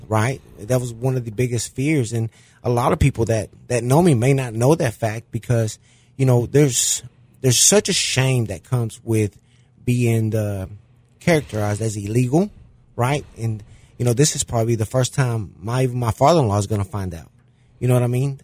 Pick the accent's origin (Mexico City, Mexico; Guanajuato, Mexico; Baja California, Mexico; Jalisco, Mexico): Mexico City, Mexico; born or raised there; now in De Queen, United States